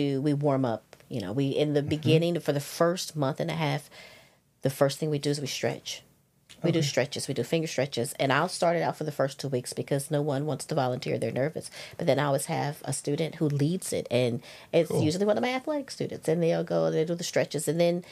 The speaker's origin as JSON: {"language": "English", "region": "Louisiana", "country": "United States", "tie": "born or raised there", "also_born_or_lived": "Los Angeles, California / Plano, Texas", "accent": "Southern", "moved": "as an adult", "lives_now": "Georgia, United States", "said": "I was raised in Louisiana, and I was raised on the border of Texas and Arkansas"}